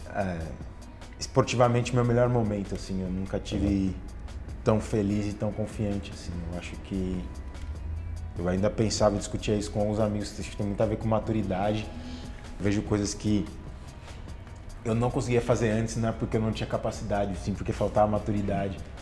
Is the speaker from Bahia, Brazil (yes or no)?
no; Bauru, São Paulo, Brazil; Eu sou de Bauru, fui criado ali